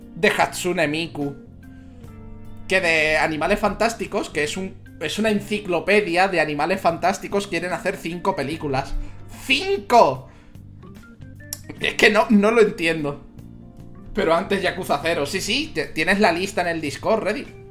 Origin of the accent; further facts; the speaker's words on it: Spain; Yo soy de España